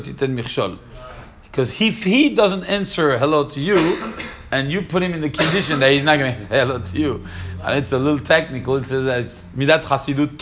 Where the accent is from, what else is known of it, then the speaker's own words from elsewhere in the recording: Paris, Île-de-France, France; when I was growing up in Paris